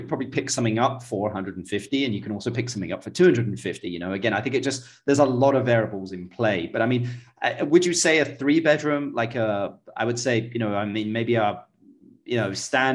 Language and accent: English; England, United Kingdom; I'm English